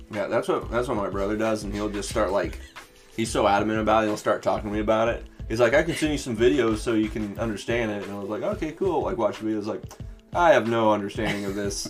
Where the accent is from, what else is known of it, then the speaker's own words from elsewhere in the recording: Springfield, Missouri, United States; I'm from Missouri. From South. Oh, yeah, from Southwest Missouri, like Springfield area